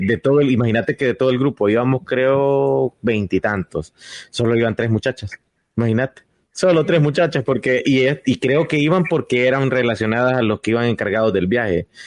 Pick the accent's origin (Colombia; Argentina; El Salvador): El Salvador; La primera vez que salí de El Salvador fue como a los 13 años